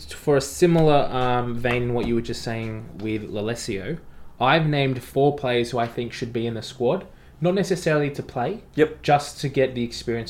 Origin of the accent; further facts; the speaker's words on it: Ireland; No, I'm Irish.